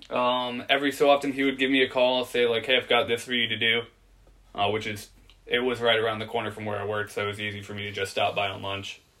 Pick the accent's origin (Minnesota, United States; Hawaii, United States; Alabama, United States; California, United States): California, United States; Oceanside; born there; now in Virginia, United States; I, uh, I was born in Oceanside, California. I'm a Marine brat. My dad's Marine. We moved around a lot. And eventually I wound up in Virginia. Been here about 14 years.